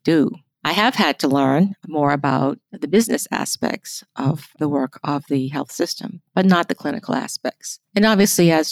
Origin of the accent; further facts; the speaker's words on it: United States; we as American nurses